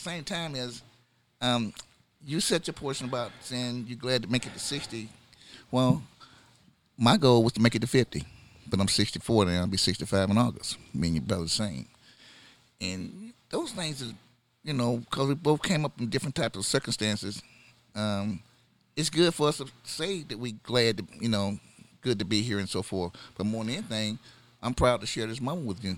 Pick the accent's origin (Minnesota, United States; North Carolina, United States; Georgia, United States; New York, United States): Georgia, United States; Atlanta; I came visiting from Atlanta